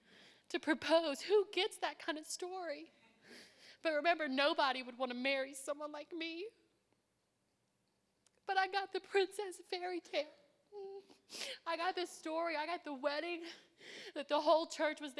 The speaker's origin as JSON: {"language": "English", "area": "Cajun French", "region": "Louisiana", "country": "United States", "said": "we're all Cajun French"}